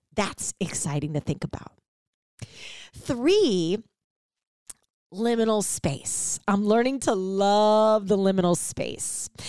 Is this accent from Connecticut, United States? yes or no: no; St. Louis, Missouri, United States; moved away as an adult; also born or lived in Chicago; now in Ohio, United States; I'm a Midwest girl, born and raised in Saint Louis